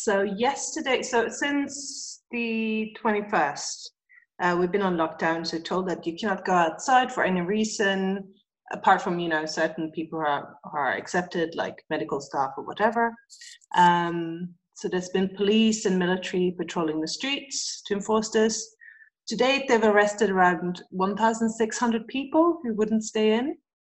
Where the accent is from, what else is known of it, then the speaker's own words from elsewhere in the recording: Sweden; also born or lived in England; now in Amman, Jordan; I'm from Sweden